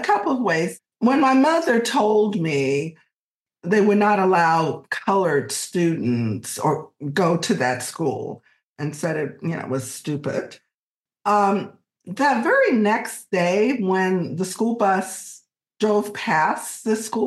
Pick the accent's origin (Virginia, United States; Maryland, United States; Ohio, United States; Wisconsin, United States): Virginia, United States; Alexandria; moved away as an adult; now in California, United States; this is not the Alexandria that I grew up